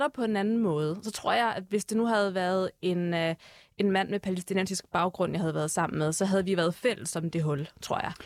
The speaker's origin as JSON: {"language": "Danish", "town": "Herlev", "region": "Capital Region of Denmark", "country": "Denmark", "tie": "born or raised there", "moved": "as an adult", "lives_now": "Turkey", "said": "Jeg er født på Herlev Hospital, som du selv mm. siger, mm. jeg er gået, øh, jeg er gået i folkeskole i Herlev"}